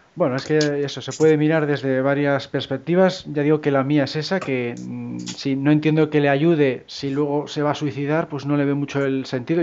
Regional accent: Cantabria, Spain; por mi tierra, vamos, por aquí por Cantabria

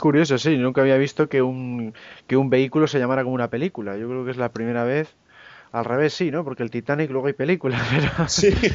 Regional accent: Cantabria, Spain; como los tres somos aquí de Cantabria

